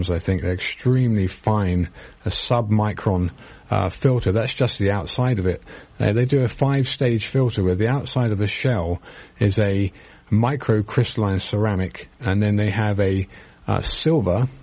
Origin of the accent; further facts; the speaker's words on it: United Kingdom; now in United States; probably because I'm British and I knew about it